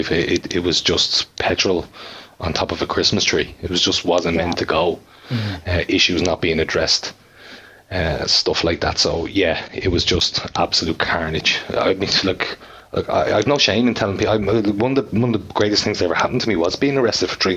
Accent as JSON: {"language": "English", "town": "Bray", "region": "Leinster", "country": "Ireland", "said": "I'm from Bray"}